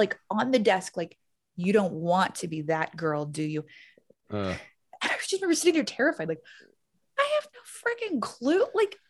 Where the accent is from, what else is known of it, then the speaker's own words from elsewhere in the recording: Baton Rouge, Louisiana, United States; born there; accent: Southern; So I was born in Louisiana, Baton Rouge. Carville country. Yeah. Like very close, like same parish.